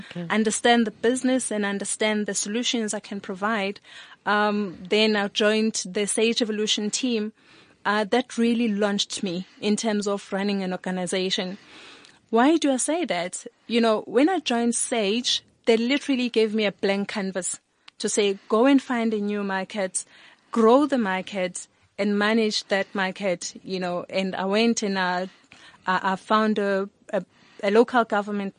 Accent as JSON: {"language": "English", "town": "Sebokeng", "region": "Gauteng", "country": "South Africa", "tie": "born or raised there", "also_born_or_lived": "Eastern Cape", "said": "I was born in the Eastern Cape. Grew up at the Val Triangle in the township called Sebokeng"}